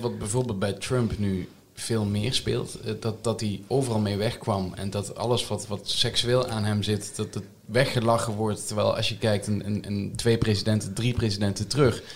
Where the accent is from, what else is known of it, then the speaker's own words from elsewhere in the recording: Netherlands; wij als Nederlanders